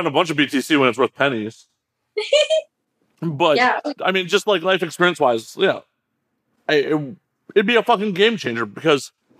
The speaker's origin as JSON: {"language": "English", "town": "Chicago", "region": "Illinois", "country": "United States", "moved": "yes", "lives_now": "Los Angeles, United States", "said": "I'm from Chicago originally"}